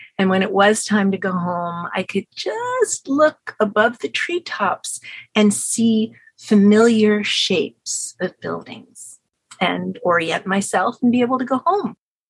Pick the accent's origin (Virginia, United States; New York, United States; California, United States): New York, United States; New York City; Growing up in New York